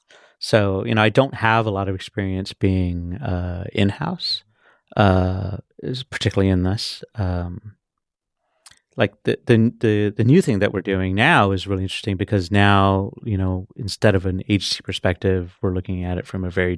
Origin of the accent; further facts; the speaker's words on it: Austin, Texas, United States; also born or lived in Oceanside, California; I'm from Texas. I was born in Oceanside, California.